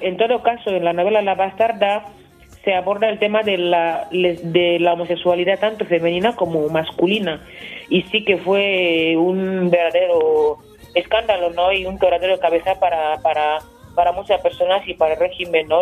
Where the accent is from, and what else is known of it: Equatorial Guinea